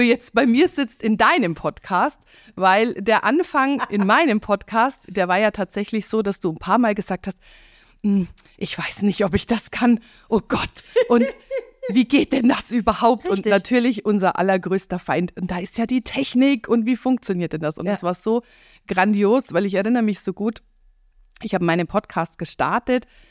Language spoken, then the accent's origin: German; Eberfing, Bavaria, Germany; moved away as an adult; Wir sitzen hier in meiner Coachingstube im beschaulichen Eberfing